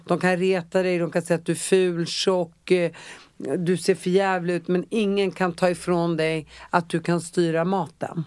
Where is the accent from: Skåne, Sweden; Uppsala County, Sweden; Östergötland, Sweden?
Uppsala County, Sweden; Uppsala; jag är från Uppsala och där mm. cyklade vi överallt